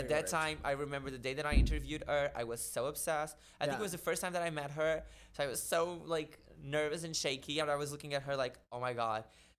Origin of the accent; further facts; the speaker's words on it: Portugal; English is a second language; moved away as an adult; now in New York City, United States; in Portuguese, and we are way more harsh